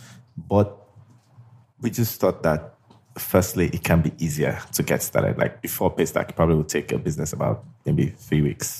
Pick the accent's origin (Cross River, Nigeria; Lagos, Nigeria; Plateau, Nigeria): Lagos, Nigeria; So I grew up in Lagos, spent all my life in Lagos